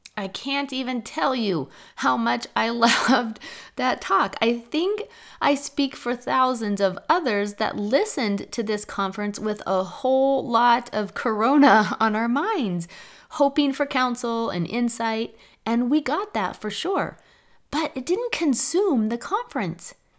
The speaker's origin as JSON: {"language": "English", "town": "Seattle", "region": "Washington", "country": "United States", "tie": "born or raised there", "said": "I was raised in Seattle."}